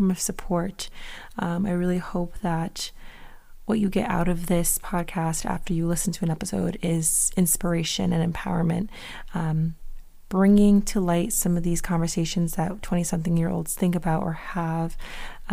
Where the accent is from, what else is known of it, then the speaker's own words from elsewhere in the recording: Connecticut, United States; moved away as an adult; now in Boston, United States; I'm originally from Connecticut, so moving up to Mass wasn't that bad